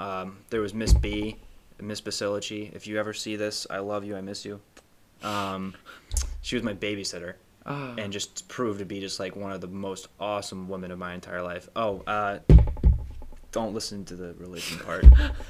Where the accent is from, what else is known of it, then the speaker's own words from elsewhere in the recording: Fayetteville, North Carolina, United States; also born or lived in Georgia; I was born in Georgia and I was there for a year, and then I moved to North Carolina. We were in Fayetteville, and I know I said I was from Fort Bragg, but I mean Fayetteville is the town right outside of Fort